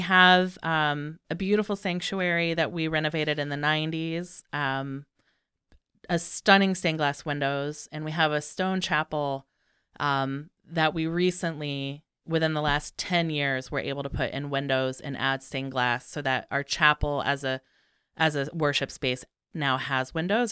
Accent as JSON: {"language": "English", "region": "Indiana", "country": "United States", "tie": "born or raised there", "moved": "as an adult", "lives_now": "Chicago, United States", "said": "I grew up in Indiana. I moved to Chicago in two thousand two"}